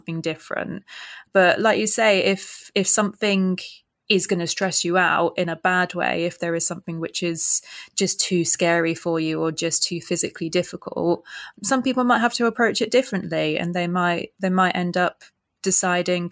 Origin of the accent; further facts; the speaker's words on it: Reading, South East England, United Kingdom; moved away as an adult; also born or lived in Kingston upon Thames, London; now in London, United Kingdom; We grew up in Reading area, so West Berkshire area